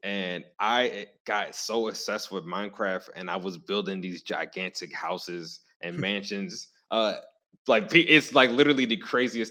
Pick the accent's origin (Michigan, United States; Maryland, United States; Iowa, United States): Maryland, United States; Baltimore; I grew up in Hoes Heights